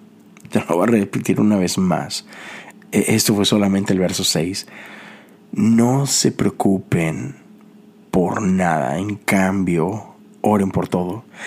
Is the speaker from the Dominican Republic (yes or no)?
no; Mexico; now in United States; en mi país, sobre todo en Monterrey